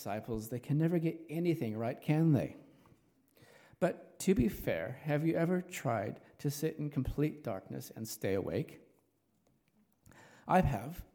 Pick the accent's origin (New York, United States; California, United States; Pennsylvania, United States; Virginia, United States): California, United States; Los Angeles; also born or lived in New Zealand; now in Richmond, New Zealand; As you can tell from my accent, I'm not a local. I originate from Los Angeles, California